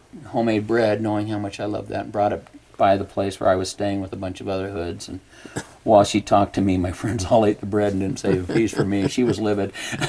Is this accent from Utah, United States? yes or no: yes; Pleasant View, Utah, United States; also born or lived in California; now in Idaho, United States; I was born in California, but I actually grew up in Ogden. I grew up in a large family north of Ogden, Utah, in Pleasant View. Seven younger brothers.